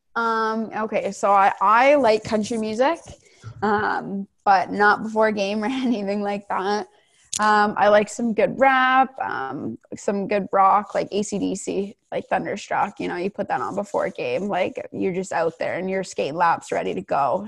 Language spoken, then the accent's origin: English; Ancaster, Ontario, Canada; I grew up playing for my hometown in Ancaster all the way up